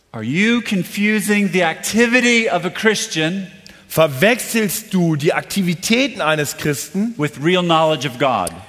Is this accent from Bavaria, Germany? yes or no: yes; Munich, Bavaria, Germany; Entschuldigung, als Münchner.